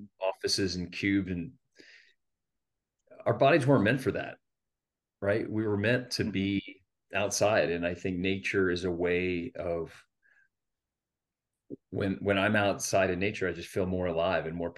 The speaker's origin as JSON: {"language": "English", "region": "Florida", "country": "United States", "tie": "born or raised there", "said": "growing up in Florida"}